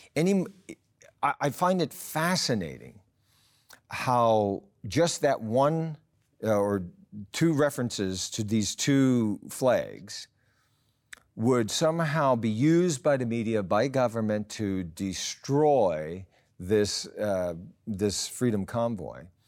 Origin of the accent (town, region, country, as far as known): Canada